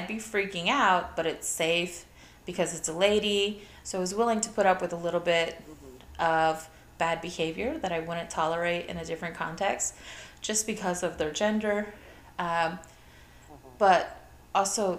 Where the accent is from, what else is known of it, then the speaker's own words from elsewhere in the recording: Puerto Rico; also born or lived in Ohio, United States; I'm from Puerto Rico, and when I was really young, this was like, we moved from Ohio